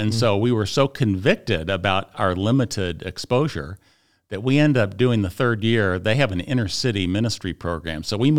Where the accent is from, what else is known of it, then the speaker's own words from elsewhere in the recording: Wilmette, Illinois, United States; also born or lived in Evanston; Yeah, Wilmette. Yeah, I was born in Evanston at age 2. Moved to Wilmette. That's where I grew up.